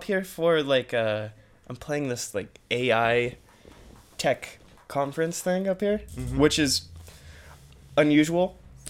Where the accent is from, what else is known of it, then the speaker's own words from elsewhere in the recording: Visalia, California, United States; moved away as an adult; I'm from Visalia, which is kind of smack dab in the middle of Fresno and Bakersfield. So very kind of agricultural, small town kind of feel to it. It's a good place to grow up, but not a place you want to stay.